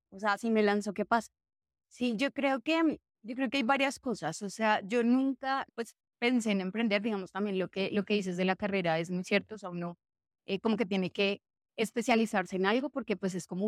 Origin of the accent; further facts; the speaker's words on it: Armenia, Quindío, Colombia; now in Bogotá, Colombia; Yo soy de Armenia, pero pues ya no tengo acento, estoy de seriedad de mi familia, además.